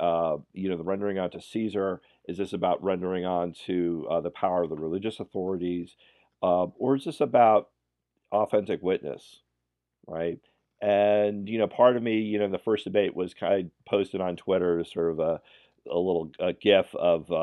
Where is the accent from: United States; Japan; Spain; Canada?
United States; New York; I come from New York Irish